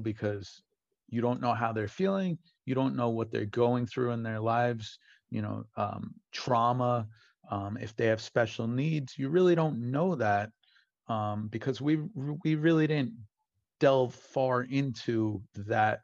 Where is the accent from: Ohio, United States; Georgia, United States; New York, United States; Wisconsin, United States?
New York, United States; Brentwood; I grew up in Brentwood